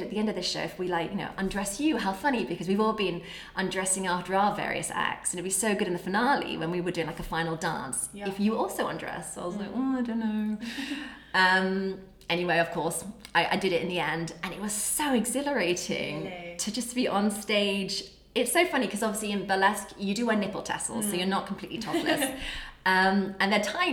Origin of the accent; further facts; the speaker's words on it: England, United Kingdom; being English